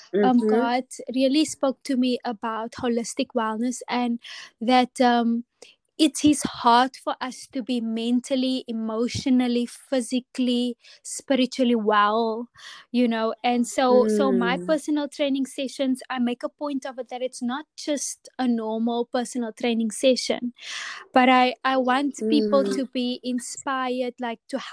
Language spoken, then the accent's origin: English; Atlantis, Western Cape, South Africa; I grew up in Atlantis, and my parents still live here